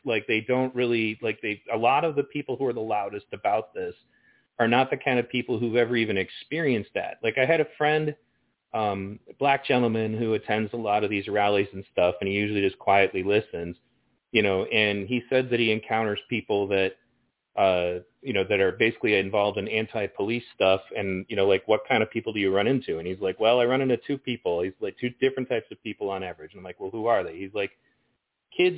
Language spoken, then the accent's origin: English; Pontiac, Michigan, United States; I grew up in Pontiac, Michigan, which is a really rough neighborhood